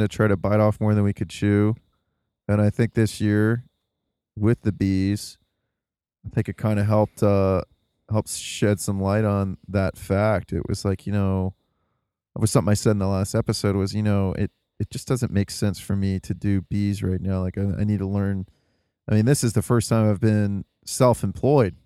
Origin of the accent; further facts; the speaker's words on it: the Rust Belt, Midwest, United States; being in the Midwest, growing up in the Rust Belt